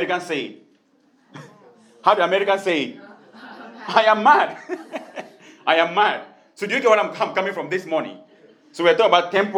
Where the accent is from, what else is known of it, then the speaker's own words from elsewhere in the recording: Tiko, Southwest Region, Cameroon; moved away; a town where I grew up in Tiko in Cameroon